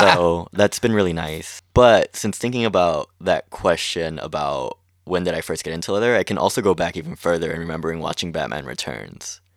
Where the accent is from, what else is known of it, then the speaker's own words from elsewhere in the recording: Long Beach, California, United States; I grew up in Long Beach